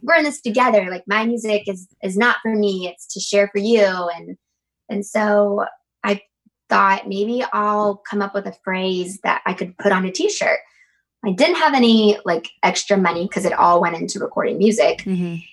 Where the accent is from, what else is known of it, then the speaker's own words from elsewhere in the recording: Habersham County, North Georgia, United States; I grew up in North Georgia, like up in um, ha- like Habersham County, way up North Georgia.